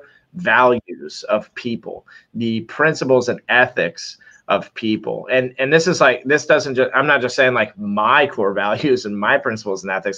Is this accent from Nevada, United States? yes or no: no; Orlando, Florida, United States; I'm from Orlando, Florida